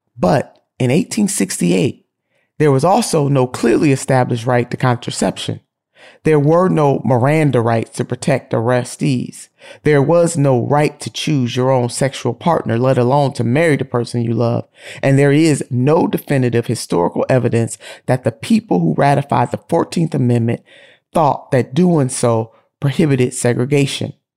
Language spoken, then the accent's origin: English; Ohio, United States; my home state of Ohio